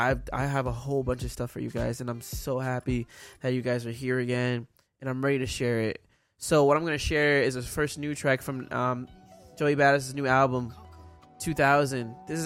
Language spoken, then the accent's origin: English; Florida, United States; now in Houston, United States; Like, I came from South Florida and now I'm in Houston, Texas.